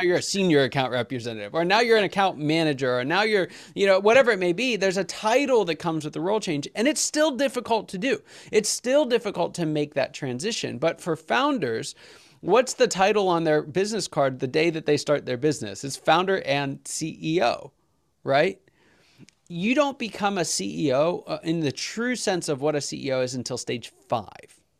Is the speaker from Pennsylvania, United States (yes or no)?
yes; Pittsburgh, Pennsylvania, United States; I'm from Pittsburgh